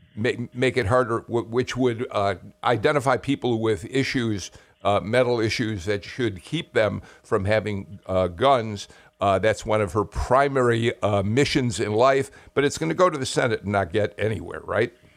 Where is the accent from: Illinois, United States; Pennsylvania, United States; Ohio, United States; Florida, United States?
Illinois, United States; Chicago; from Chicago, my hometown.